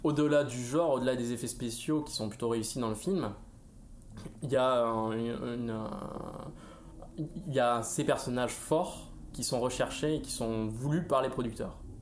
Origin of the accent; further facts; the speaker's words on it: Paris, Île-de-France, France; en tant que Parisien